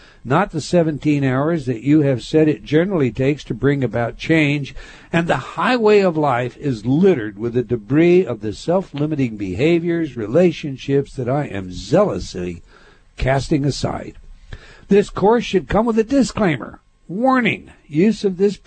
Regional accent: Utah, United States; I was raised in Utah as well

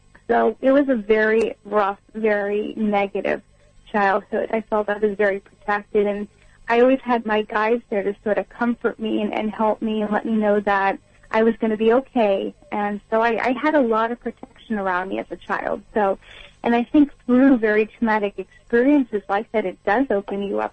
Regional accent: Long Beach, California, United States; now in East Coast, United States; I grew up in Long Beach, California

